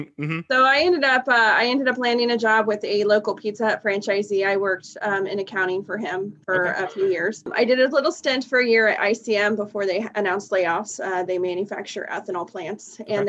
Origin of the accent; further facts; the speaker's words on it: Wichita, Kansas, United States; I'm actually born and raised in Wichita. Okay. I went to elementary school in South Wichita. I graduated from Derby High School.